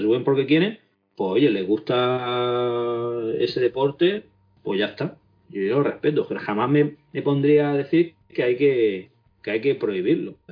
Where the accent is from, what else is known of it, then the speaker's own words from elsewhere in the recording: Spain; Yo sigo siendo, sigo siendo español más que nadie